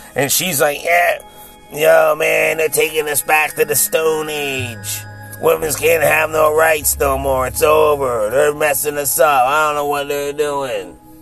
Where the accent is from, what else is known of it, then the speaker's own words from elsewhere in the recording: Philadelphia, Pennsylvania, United States; my hometown of Philly